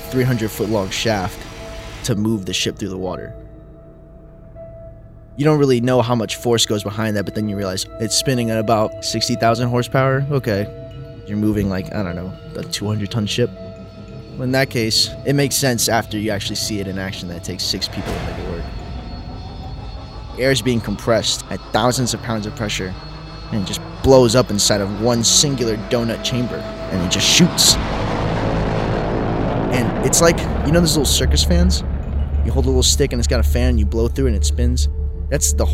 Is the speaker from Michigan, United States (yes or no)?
no; New Orleans, Louisiana, United States; I'm from New Orleans